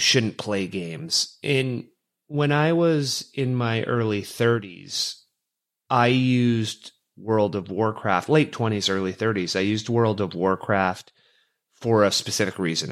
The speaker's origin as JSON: {"language": "English", "country": "Canada", "tie": "born or raised there", "said": "growing up as a Canadian boy, uh, hockey was in the blood"}